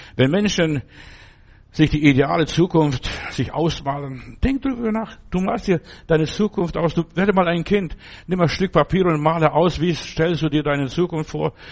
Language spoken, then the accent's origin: German; Germany; also born or lived in Stuttgart; bei uns in Deutschland damals